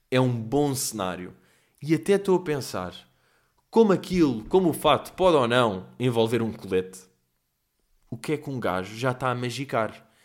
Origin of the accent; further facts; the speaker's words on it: Lisbon, Portugal; uh, pá, tenho 25 anos, venho de Lisboa, pá, e sou humorista.